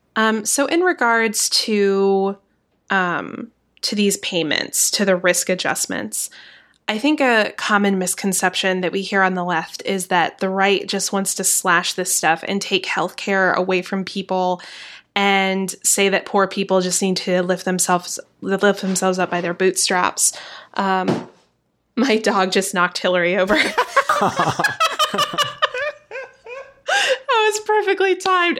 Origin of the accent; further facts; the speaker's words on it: the South, United States; accent: Southern; I'm from the South